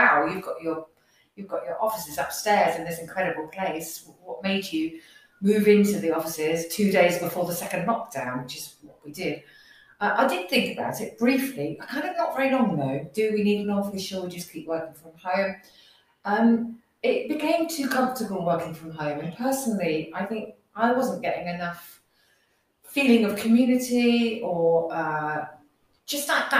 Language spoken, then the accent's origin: English; Northampton, East Midlands, United Kingdom; I'm a local person, so I'm from Northampton